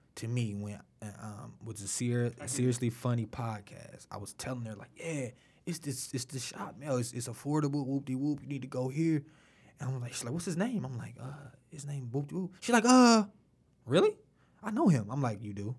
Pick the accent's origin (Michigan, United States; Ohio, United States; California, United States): Michigan, United States; Detroit; growing up in Detroit